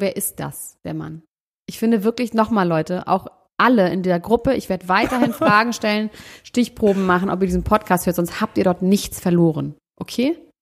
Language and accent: German; Germany; ich bin Deutscher